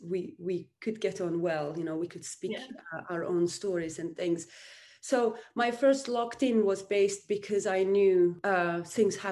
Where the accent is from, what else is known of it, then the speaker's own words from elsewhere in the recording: Uzbekistan; moved away as an adult; now in United Kingdom; I'm from Uzbekistan. I came to United Kingdom 2004